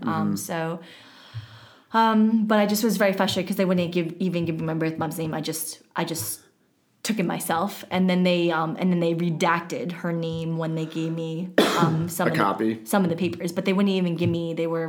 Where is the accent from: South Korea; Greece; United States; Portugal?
South Korea; Seoul; born there; I was born in Seoul.